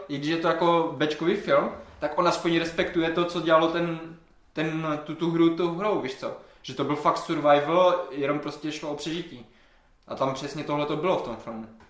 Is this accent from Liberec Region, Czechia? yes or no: no; Havířov, Moravian-Silesian Region, Czechia; já třeba pocházím z Havířova, mm-hmm. nebo jako z vesnice u Havířova